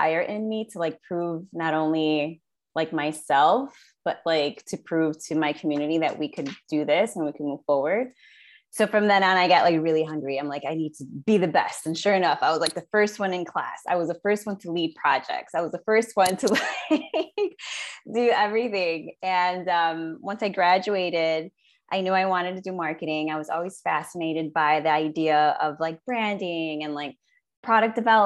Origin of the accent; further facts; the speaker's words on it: Chicago, Illinois, United States; I was born and raised in Chicago, in Little Village as well